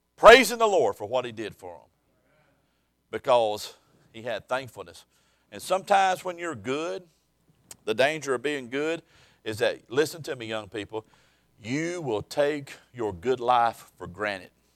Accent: South Alabama, United States; I was born and raised in South Alabama

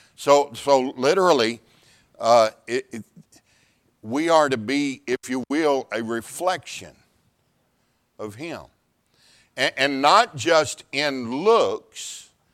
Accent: Pasadena, Texas, United States; Ten years pastoring in Pasadena, Texas, my hometown

